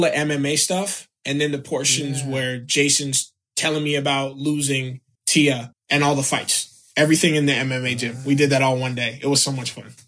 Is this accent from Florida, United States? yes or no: yes; South Florida, United States; moved away as an adult; also born or lived in Chicago / New York; I grew up in South Florida. I was born in Chicago